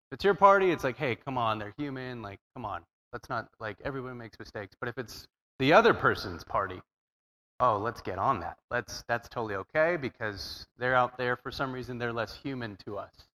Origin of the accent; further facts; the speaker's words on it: Southern California, United States; I'm from Southern California